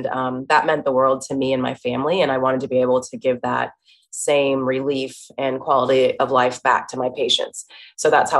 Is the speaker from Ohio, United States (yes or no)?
yes; Dayton, Ohio, United States; I'm from Dayton, Ohio. It's a city, but a smaller size city. And I went to a small Christian school